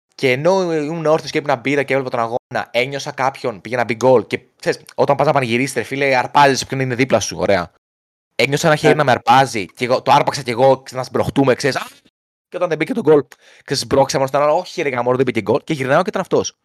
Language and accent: Greek; Greece; από την Ελλάδα είμαι